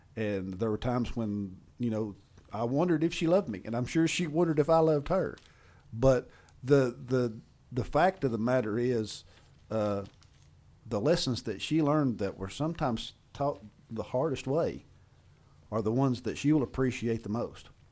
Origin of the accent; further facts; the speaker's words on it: Appalachia, United States; being the Appalachian engineer that I am